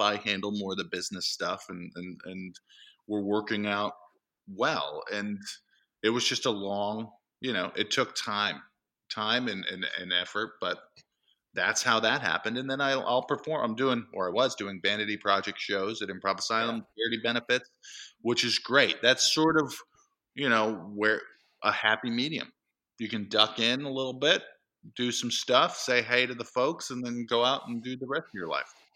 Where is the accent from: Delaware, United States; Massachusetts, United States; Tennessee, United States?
Massachusetts, United States; East Templeton; I grew up in central Massachusetts